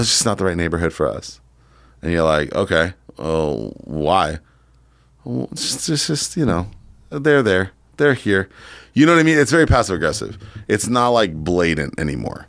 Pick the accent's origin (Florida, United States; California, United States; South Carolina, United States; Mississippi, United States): California, United States; San Diego; moved away; also born or lived in Poway, California; But I grew up in San Diego and Poway.